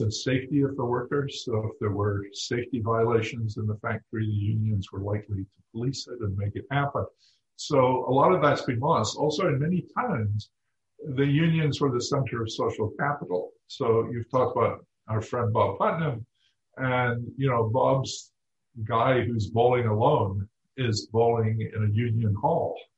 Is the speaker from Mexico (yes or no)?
no; United Kingdom; moved away; I grew up in Britain at a time when unions were not widely liked